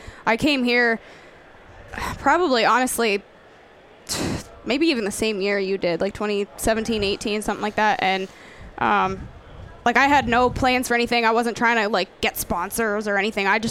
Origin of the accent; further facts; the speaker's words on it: Pennsylvania, United States; moved away as an adult; also born or lived in Missouri; I grew up deer hunting in Pennsylvania